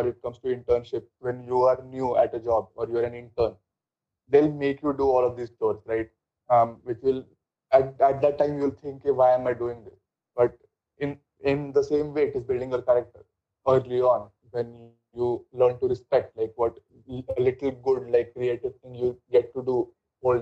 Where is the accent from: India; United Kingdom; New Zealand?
India; being Indian